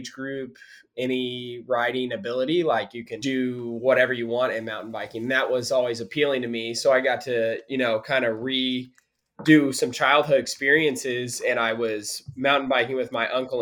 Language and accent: English; Springfield, Missouri, United States; I'm originally from Springfield, but a lot of my family lived out there